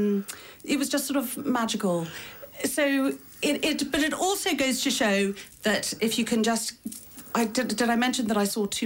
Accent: County Monaghan, Ireland; I am from County Monaghan.

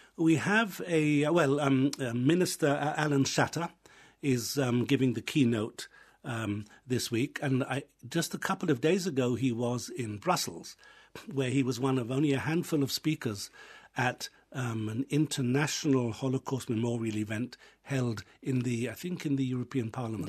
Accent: England, United Kingdom; moved away as an adult; also born or lived in Israel; now in Ireland; I was raised in England, I was educated in England, finished my university studies there

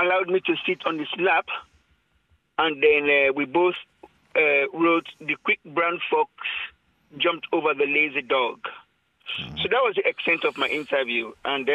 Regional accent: Sierra Leone; when I was growing up in Sierra Leone

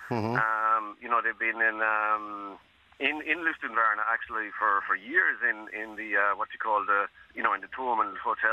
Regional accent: Ireland

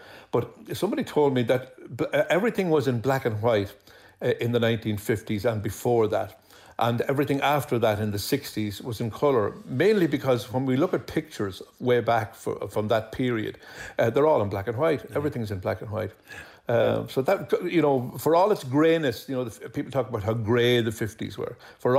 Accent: Dublin, Leinster, Ireland; also born or lived in Ballyshannon; I was born in Hollis Street Hospital because my mum was a dub. She lived in a place called 22 Effer Road in Rap Mines in Dublin.

